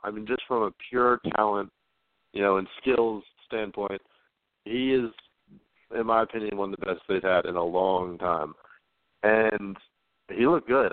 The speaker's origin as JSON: {"language": "English", "town": "Richmond", "region": "Virginia", "country": "United States", "said": "I'm from Richmond, Virginia"}